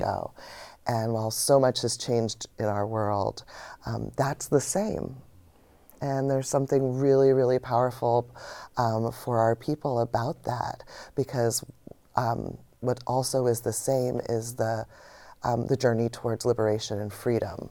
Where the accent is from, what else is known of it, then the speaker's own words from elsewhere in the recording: United States; being an American